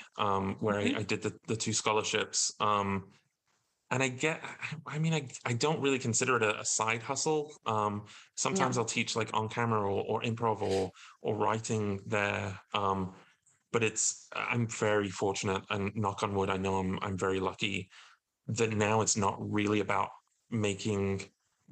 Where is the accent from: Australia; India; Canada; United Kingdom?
United Kingdom; Alton Towers area, West Midlands; moved away as an adult; also born or lived in London; I went to Alton Towers in my hometown